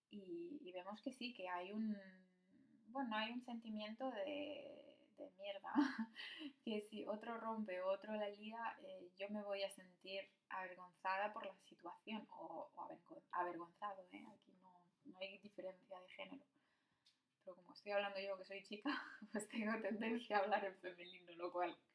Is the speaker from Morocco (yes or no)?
yes; Morocco; Y, y nuestro blog, bueno, nuestro edificio, pues somos los únicos marroquíes.